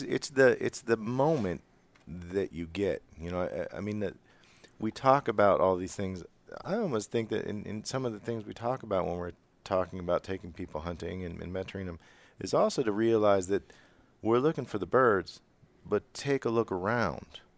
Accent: Western Pennsylvania, United States; I'm from Western P

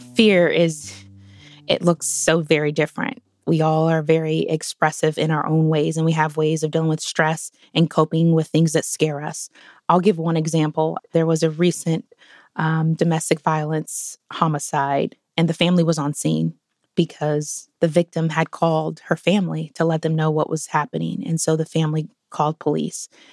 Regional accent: Portland, Oregon, United States; I grew up in Northeast Portland in the early nineties

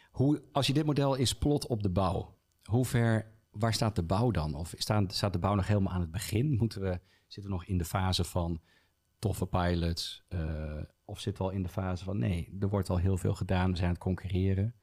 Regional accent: Utrecht, Netherlands; ja, ik kom uit Utrecht

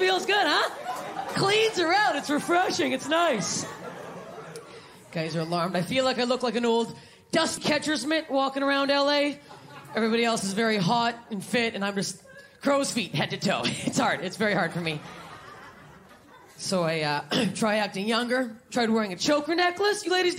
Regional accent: Canada; I'm Canadian. You're welcome.

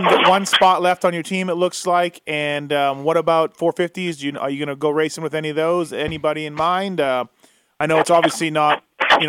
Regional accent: Canada; I'm Canadian

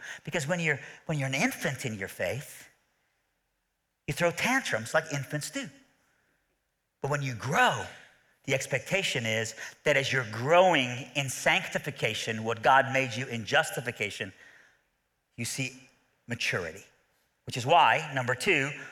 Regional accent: Iran; I'm from Iran, all right, so I have Middle Eastern blood

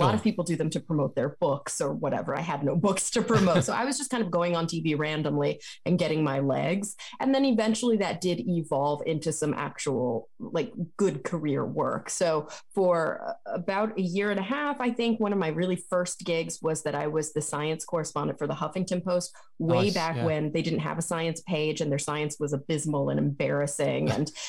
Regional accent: Texas, United States; now in California, United States; But I grew up in Texas.

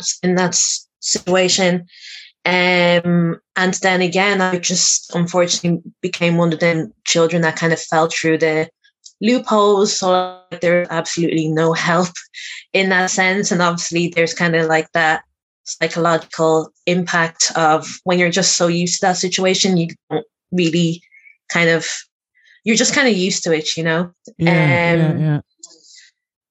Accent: Dublin, Leinster, Ireland; I am born and raised in Dublin with a family of four siblings altogether

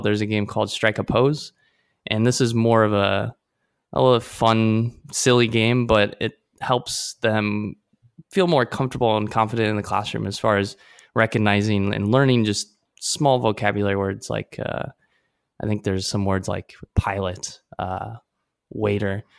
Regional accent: Omaha, Nebraska, United States; now in Taipei, Taiwan; I'm from Omaha, Nebraska

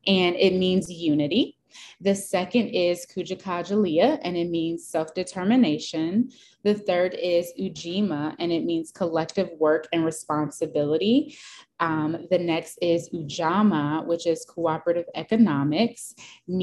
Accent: United States; being African American and being Black, so I do identify as a Black American as well

